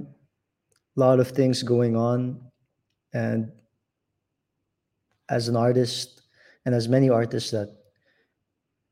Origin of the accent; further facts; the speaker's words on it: Manila, Metro Manila, Philippines; I'm from Manila, the Philippines